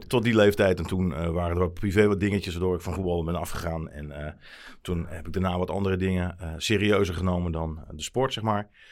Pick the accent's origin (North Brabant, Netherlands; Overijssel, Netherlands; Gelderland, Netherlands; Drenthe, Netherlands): Drenthe, Netherlands; Emmen; ik ben geboren in Emmen